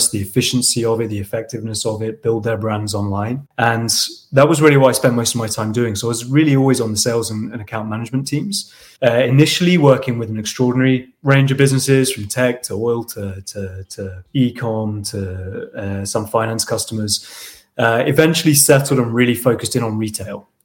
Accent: Portsmouth, South East England, United Kingdom; moved away as an adult; UK in a town called Portsmouth, which is a Navy town. Uh, went to school there till I was 18

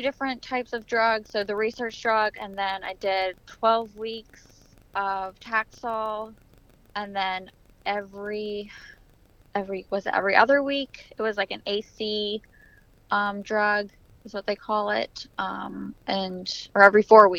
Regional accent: Richmond, Virginia, United States; I'm from Richmond, Virginia

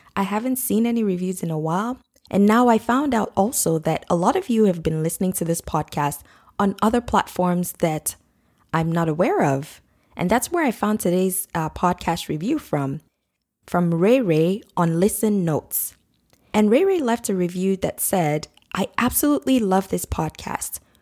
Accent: Nigeria; now in North America; I grew up in Nigeria and we use the British spelling for mum

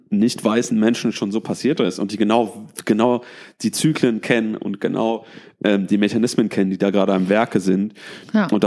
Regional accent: Germany; ich glaube, auch wichtig für uns als, als Deutsche, für uns als weiße Männer und Frauen

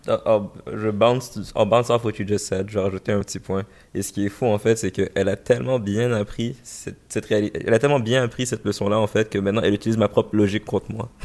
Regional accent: Montreal, Quebec, Canada; born or raised there

